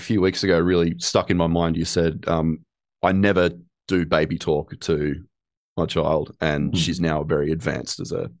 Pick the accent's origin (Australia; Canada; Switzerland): Australia; because I'm Australian.